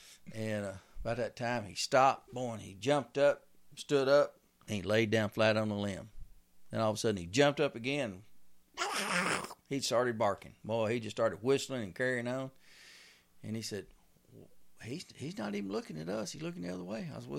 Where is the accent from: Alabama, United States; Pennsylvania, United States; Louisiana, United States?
Louisiana, United States; now in Texas, United States; Because when I come from Louisiana, there was no, you didn't pay to hunt on a lease.